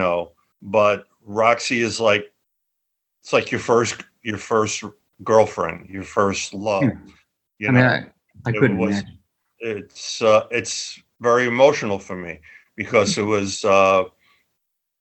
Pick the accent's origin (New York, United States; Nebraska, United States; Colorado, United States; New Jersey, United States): New York, United States; moved away as an adult; also born or lived in London; I used my street smarts that I developed as a kid growing up in Little Italy.